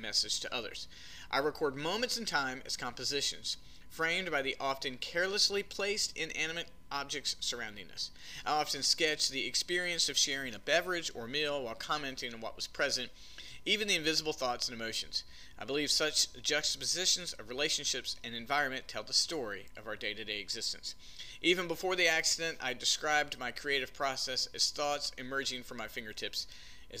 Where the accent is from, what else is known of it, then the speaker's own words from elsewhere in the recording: Smithfield, North Carolina, United States; I grew up in Smithfield, North Carolina.